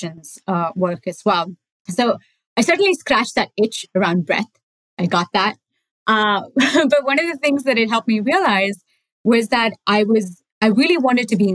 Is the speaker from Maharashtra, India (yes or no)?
no; Bangalore, Karnataka, India; moved away; I grew up in Bangalore, which is, I don't know, most of you guys know it as the IT capital of India